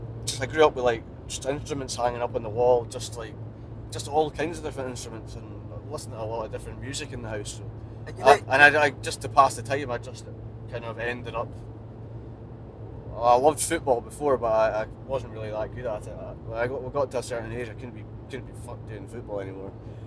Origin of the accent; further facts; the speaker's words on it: Milwaukee, Wisconsin, United States; I'm from Milwaukee, but even people that I know from Milwaukee